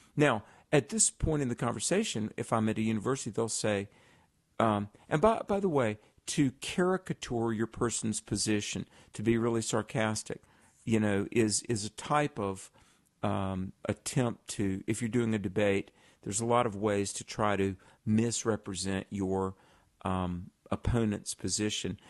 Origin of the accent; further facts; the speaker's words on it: the South, United States; I grew up in the South